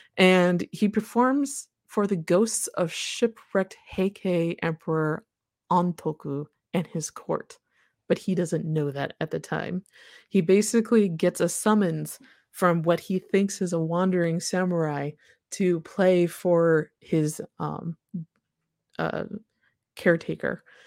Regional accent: Midwest, United States; also born or lived in Japan; I'm from the Midwest

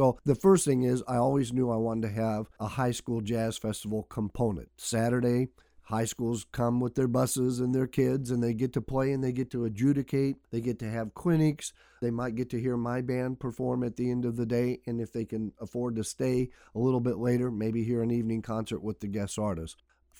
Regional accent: Illinois, United States; moved away; I was a fourth grader growing up in Illinois

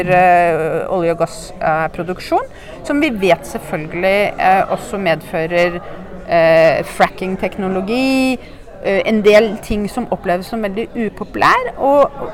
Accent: Norway; jeg er norsk

